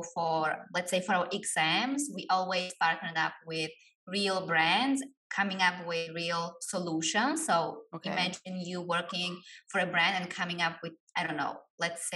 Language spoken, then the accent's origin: English; Slovakia; moved away as an adult; now in Bali, Indonesia; I'm originally from Slovakia, but I'm currently living in Bali